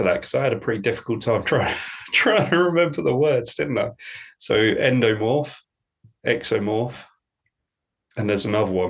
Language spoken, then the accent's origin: English; United Kingdom; I'm British